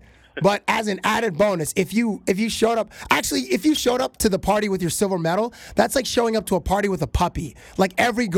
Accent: Canada; Being Canadian

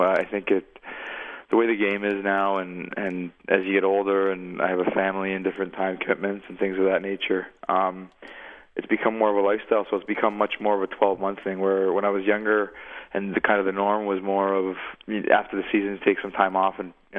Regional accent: Toronto, Ontario, Canada; my buddies from Toronto that I grew up

